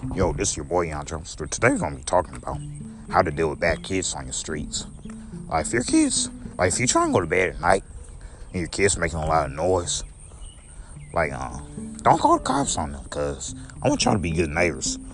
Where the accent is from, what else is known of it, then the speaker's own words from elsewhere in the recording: St. Louis, Missouri, United States; also born or lived in Belleville, Illinois; I came to St. Louis when I was nine years old, so uh, I've been in St. Louis my whole life